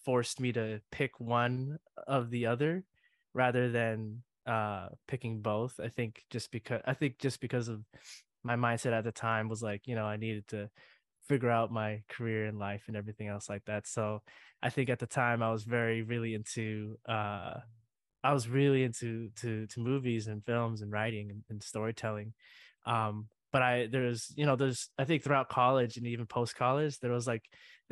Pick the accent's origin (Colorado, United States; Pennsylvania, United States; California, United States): California, United States; Carson; I am from Carson, California, the South Bay of Los Angeles